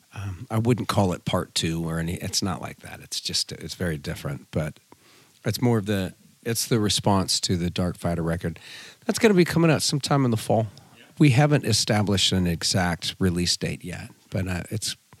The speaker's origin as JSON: {"language": "English", "region": "California", "country": "United States", "tie": "born or raised there", "also_born_or_lived": "Fontana, California", "said": "my parents moved us up to the mountains. And so I grew up in a very small mountain community, lived back on a dirt road"}